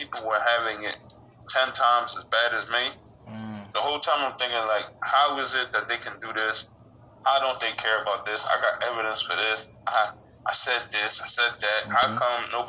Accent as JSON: {"language": "English", "town": "Philadelphia", "region": "Pennsylvania", "country": "United States", "tie": "born or raised there", "said": "Philadelphia, Pennsylvania. I grew up with my mom and my grandma."}